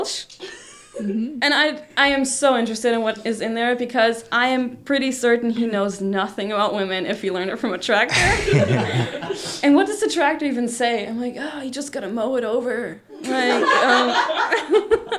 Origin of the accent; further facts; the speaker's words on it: Germany; I'm from Germany